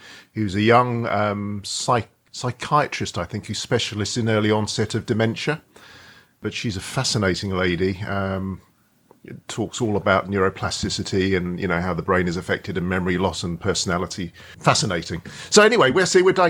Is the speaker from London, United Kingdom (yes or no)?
yes; Edgware, London, United Kingdom; I grew up in Edgware